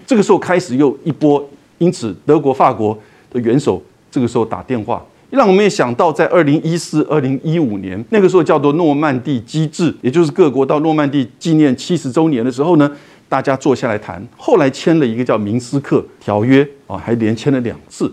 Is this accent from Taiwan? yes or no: yes; Taiwan; 我们台湾人